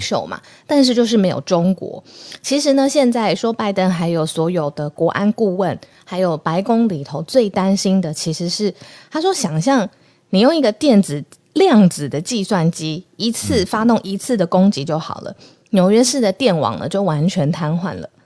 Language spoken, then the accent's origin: Chinese; Taiwan; 现在我们的邦交国是剩下十四个国家